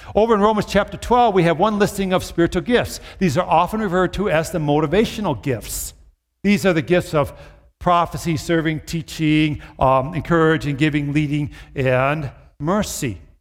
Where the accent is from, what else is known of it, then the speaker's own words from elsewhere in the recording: Brooklyn Park, Minnesota, United States; I grew up in the Twin Cities, in the suburb, Brooklyn Park.